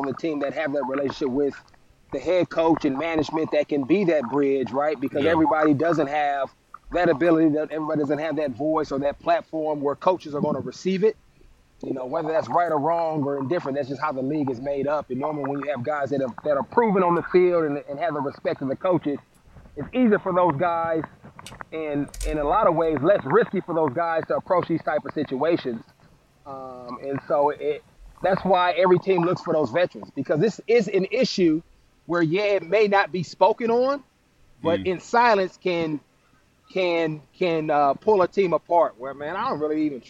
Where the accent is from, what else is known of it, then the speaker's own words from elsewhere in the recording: Oakland, California, United States; my story growing up in Oakland